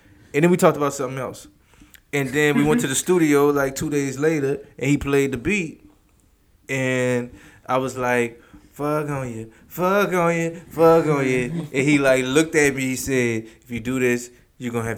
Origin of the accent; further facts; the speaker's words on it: New Orleans, Louisiana, United States; now in Houston, United States; I'm from New Orleans.